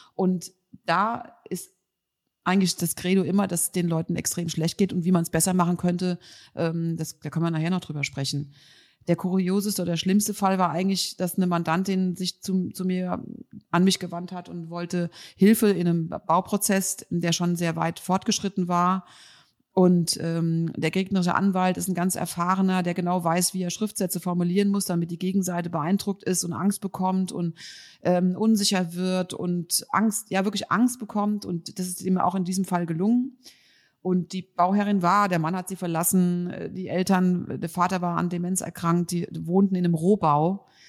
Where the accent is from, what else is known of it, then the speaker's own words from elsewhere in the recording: Mainz, Rhineland-Palatinate, Germany; Ich komme ja aus Mainz